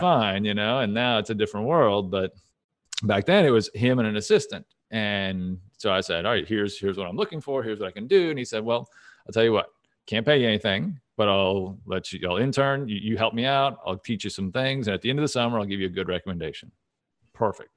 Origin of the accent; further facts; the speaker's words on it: Dallas, Texas, United States; moved away as an adult; also born or lived in Saint Louis; I'm originally from Dallas